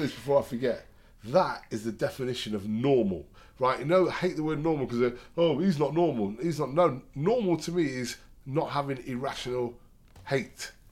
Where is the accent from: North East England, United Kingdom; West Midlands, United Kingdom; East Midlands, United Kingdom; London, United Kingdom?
East Midlands, United Kingdom; Derby; I'm from Derby.